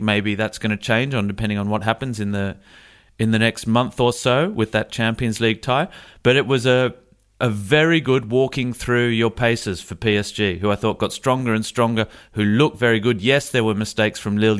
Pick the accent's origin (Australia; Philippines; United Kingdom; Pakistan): Australia; moved away; I say that as an Australian